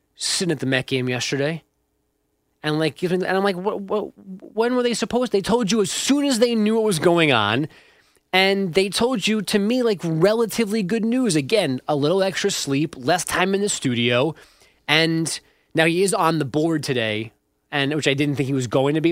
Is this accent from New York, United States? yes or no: yes; New York, United States; as a New Yorker